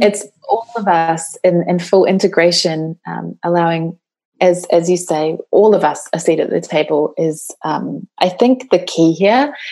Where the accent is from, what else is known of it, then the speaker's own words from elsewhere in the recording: New Zealand; I come from New Zealand, and uh, that is my home country.